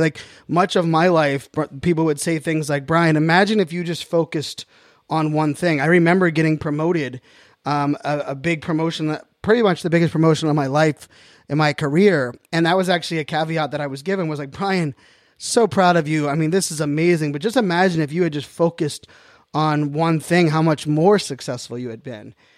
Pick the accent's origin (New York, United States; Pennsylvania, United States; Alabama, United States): Pennsylvania, United States; Pittsburgh; now in Northern Virginia, United States; born and raised in Pittsburgh, Pennsylvania